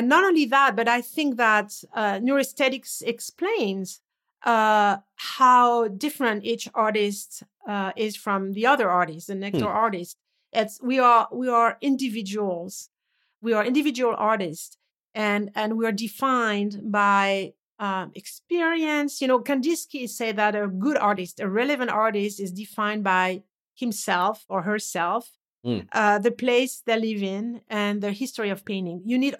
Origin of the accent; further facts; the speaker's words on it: France; English is a second language; I was raised in France. I was to go to the south, to the Riviera every summer.